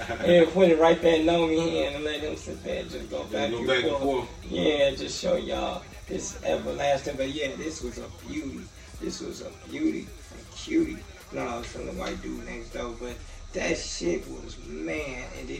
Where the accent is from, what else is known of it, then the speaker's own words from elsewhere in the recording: Gary, Indiana, United States; Like I'm from Gary and I don't even go to the gas station at night.